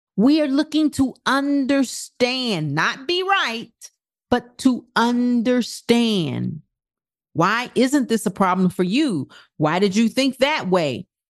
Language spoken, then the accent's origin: English; United States; our principles in this country as American